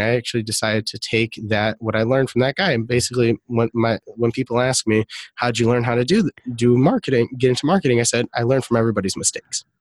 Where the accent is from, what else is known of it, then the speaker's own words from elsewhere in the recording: Detroit, Michigan, United States; also born or lived in Israel; I grew up in Detroit, Michigan